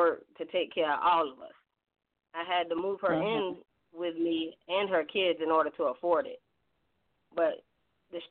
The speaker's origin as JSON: {"language": "English", "town": "Mulberry", "region": "Florida", "country": "United States", "said": "I'm from Florida, near Tampa. It's a small town called Mulberry. It got 5 lights."}